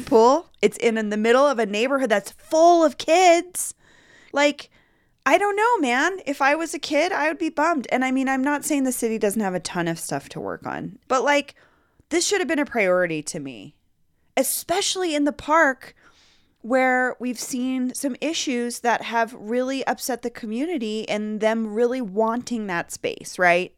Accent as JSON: {"language": "English", "town": "Denver", "region": "Colorado", "country": "United States", "tie": "born or raised there", "said": "growing up in Denver, my neighborhood pool, Cook Park pool, was the spot."}